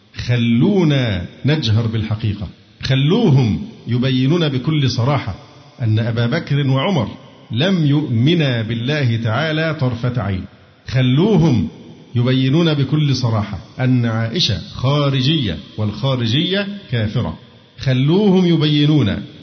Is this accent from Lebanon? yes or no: no; Egypt; عندنا في مصر